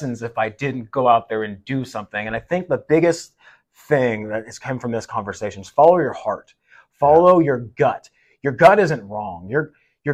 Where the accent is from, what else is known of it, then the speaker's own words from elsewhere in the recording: Seattle, Washington, United States; moved away as an adult; also born or lived in Michigan; now in Midwest, United States; I'm from the Seattle area